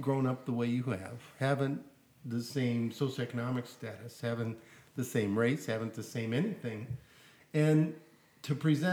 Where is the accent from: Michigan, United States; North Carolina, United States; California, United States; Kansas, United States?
Michigan, United States; outside Detroit; I grew up outside Detroit